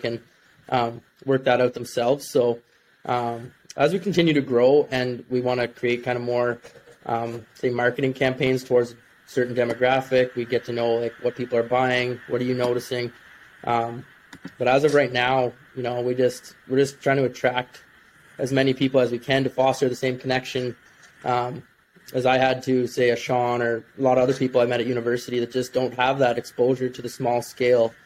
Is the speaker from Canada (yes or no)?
yes; Rankin, Ontario, Canada; I grew up just outside Pembroke, which is just outside Ottawa, in a small village of Rankin, Ontario